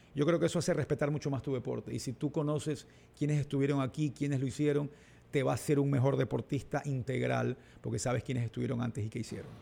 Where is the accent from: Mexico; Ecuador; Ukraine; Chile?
Ecuador; Guayaquil, Guayas; also born or lived in Olón; en Urdesa y crecí en un Guayaquil de los 80